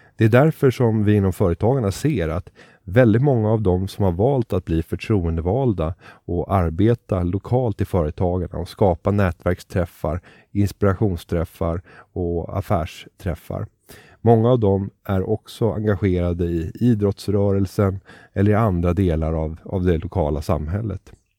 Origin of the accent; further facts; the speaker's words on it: Sweden; du och jag som genomsnittlig svensk